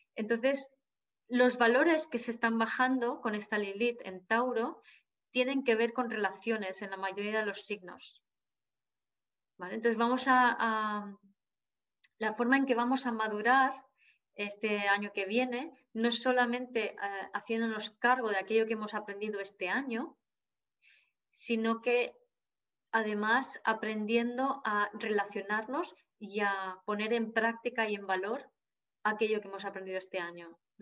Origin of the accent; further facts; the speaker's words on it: Jávea, Valencian Community, Spain; aquí en Javia, mi pueblo